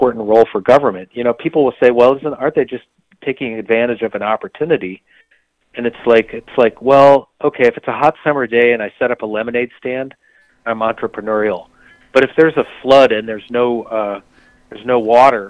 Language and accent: English; Michigan, United States; I grew up in Michigan